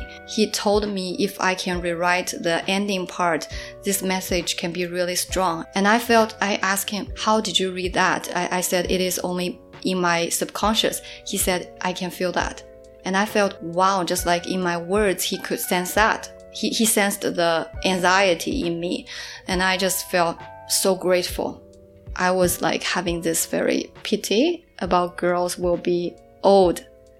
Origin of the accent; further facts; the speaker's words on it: Suzhou, Jiangsu, China; also born or lived in Melbourne; now in Shanghai, China; Like back in my hometown, Suzhou, I also had this strange feeling of feeling empty and not belong in the city. And when I make it to Melbourne and now to Shanghai, I have similar feelings.